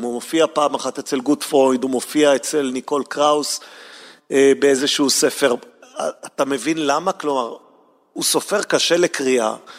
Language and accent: Hebrew; Jerusalem, Jerusalem District, Israel; גם אני גדלתי בה